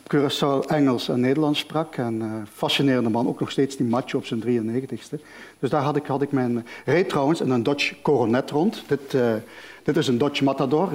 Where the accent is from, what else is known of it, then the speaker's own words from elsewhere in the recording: Genk, Flanders, Belgium; now in Malaga, Spain; ik ben opgegroeid in Genk, tussen verschillende culturen